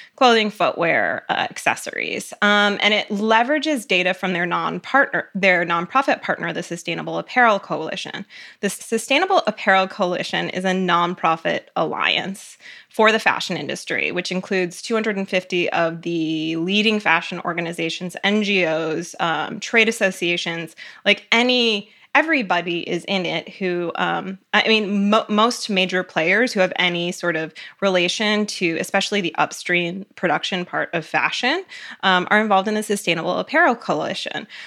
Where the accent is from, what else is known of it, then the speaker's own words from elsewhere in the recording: Cleveland, Ohio, United States; also born or lived in Connecticut; I grew up mainly in Cleveland, Ohio